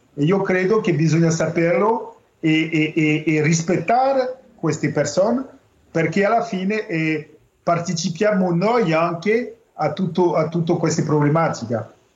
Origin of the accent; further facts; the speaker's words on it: France; noi francesi